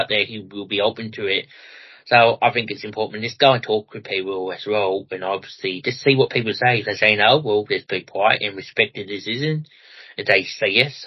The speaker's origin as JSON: {"language": "English", "town": "Melbourne", "region": "Victoria", "country": "Australia", "tie": "born or raised there", "lives_now": "Ballarat, Australia", "said": "I come from Ballarat personally myself at the moment and grew up in Melbourne"}